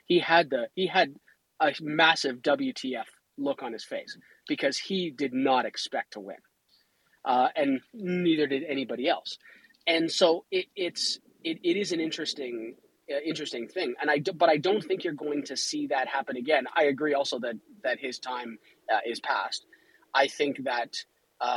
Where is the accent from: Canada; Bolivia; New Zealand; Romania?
Canada; I'm Canadian.